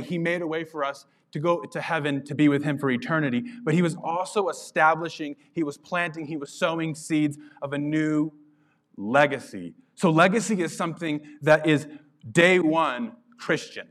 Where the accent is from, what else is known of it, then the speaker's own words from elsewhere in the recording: Carlsbad, New Mexico, United States; moved away; I grew up in Carlsbad, New Mexico